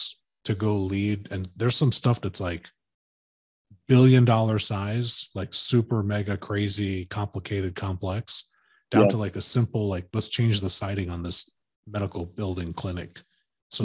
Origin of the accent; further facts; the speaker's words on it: Chicago, Illinois, United States; now in Sacramento, United States; I grew up in Chicago